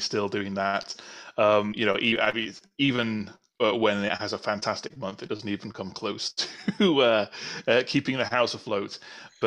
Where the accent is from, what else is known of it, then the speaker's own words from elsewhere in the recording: North Wales, United Kingdom; also born or lived in south coast of England; now in England; I am originally from North Wales, but now living on the south coast of England.